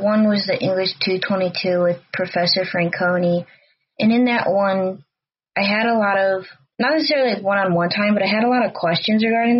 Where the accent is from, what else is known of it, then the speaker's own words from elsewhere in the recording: Hawthorn Woods, Illinois, United States; also born or lived in Bloomington, Indiana / Chicago; So, originally, I'm from Hawthorne Woods, near Lake Zurich and Mundelein area, so northwest of Chicago, about 40 miles.